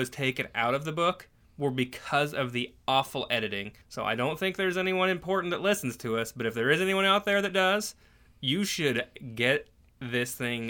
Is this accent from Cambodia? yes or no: no; Canada; born there; I was born in Canada.